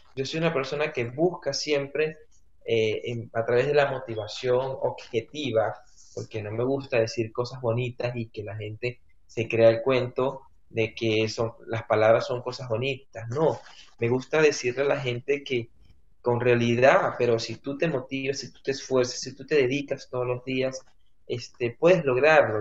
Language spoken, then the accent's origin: Spanish; Venezuela; moved away as an adult; sigo siendo venezolano